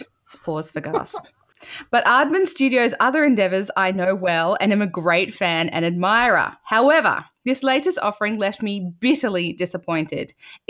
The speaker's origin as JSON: {"language": "English", "country": "Australia", "said": "I am an Australian woman"}